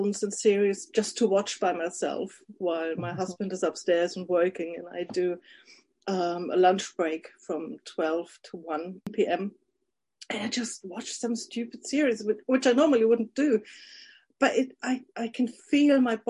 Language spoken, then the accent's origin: English; Germany; from Germany